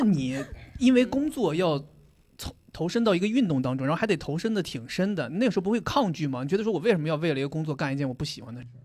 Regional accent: Dalian, Liaoning, China; moved away; 我是大连人，然后我每年过年回家的时候会遇到一段时间需要冬天在户外跑步

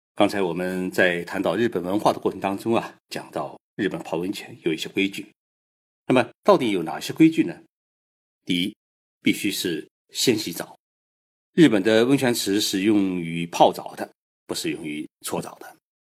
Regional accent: China; 我们中国人

